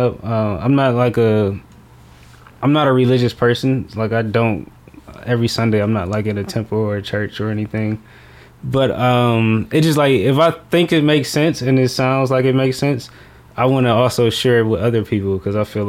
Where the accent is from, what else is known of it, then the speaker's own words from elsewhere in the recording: Detroit, Michigan, United States; I grew up in Detroit in the hood